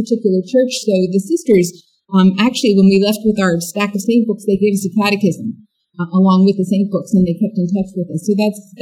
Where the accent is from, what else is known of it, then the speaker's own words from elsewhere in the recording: Pennsylvania, United States; I grew up in Pennsylvania